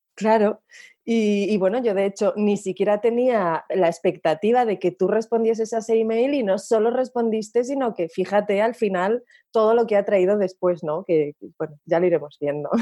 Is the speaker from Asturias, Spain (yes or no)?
yes; Asturias, Spain; yo soy asturiana y allí es como hacemos los diminutivos de los nombres